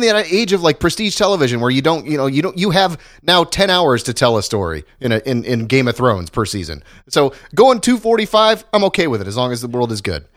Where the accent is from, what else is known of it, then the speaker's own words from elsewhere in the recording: Ohio, United States; moved away; went back to my hometown in Ohio